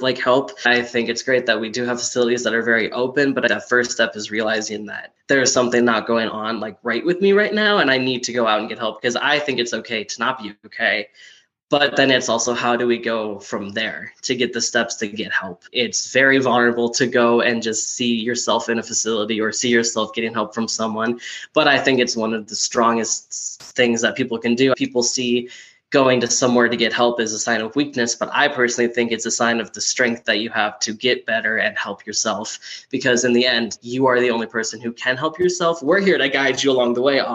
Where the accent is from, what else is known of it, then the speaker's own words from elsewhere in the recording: Minnesota, United States; moved away as an adult; now in Colorado, United States; I'm originally from Minnesota, but I moved here 4 years ago to get a better degree in a college I really liked